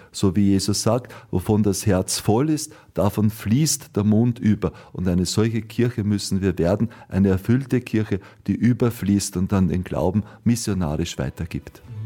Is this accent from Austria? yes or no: yes; Austria; bei uns in Österreich